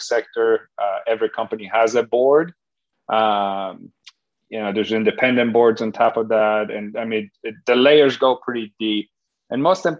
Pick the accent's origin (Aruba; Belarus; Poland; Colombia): Poland; English is a second language; now in United States; I was raised in Poland back when it was communist, left when